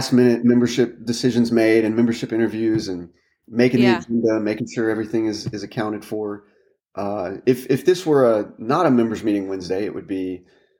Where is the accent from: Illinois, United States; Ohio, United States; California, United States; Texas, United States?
Texas, United States; moved away as an adult; also born or lived in Washington, D.C.; now in Louisville, United States; I'm a Texan by birth.